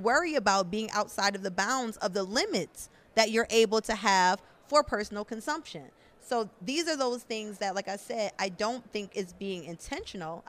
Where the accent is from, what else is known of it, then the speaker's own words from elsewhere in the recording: Buffalo, New York, United States; now in Austin, United States; originally, I am from Buffalo, New York